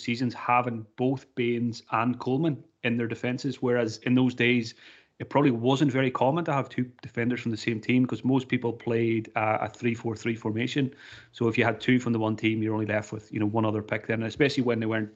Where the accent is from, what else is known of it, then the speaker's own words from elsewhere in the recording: Donegal, Ulster, Ireland; I'm from Donegal in Ireland